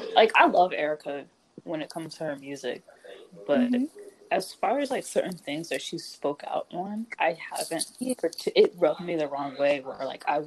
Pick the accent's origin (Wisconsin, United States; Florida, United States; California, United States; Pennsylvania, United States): Pennsylvania, United States; Philadelphia; Is it like, are we just saying that because we're from Philly?